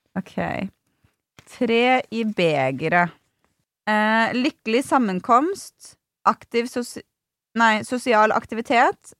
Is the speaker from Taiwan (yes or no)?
no; Sweden; moved away